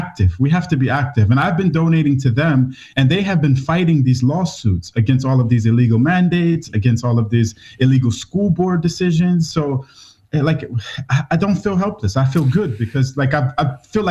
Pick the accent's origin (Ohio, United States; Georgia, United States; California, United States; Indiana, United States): Ohio, United States; Cleveland; moved away as an adult; also born or lived in Malaysia / Borneo; now in Svalbard, Norway; I grew up in Cleveland, Ohio, in the USA